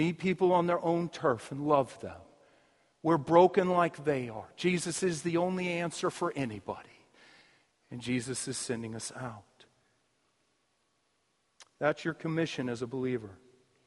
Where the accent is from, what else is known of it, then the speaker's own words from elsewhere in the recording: United States; we're American.